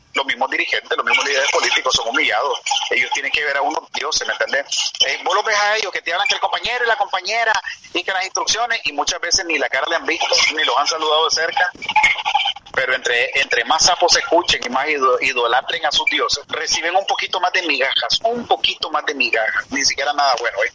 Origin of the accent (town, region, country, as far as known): Managua, Nicaragua; born or raised there; moved away as an adult; also born or lived in Costa Rica; now in United States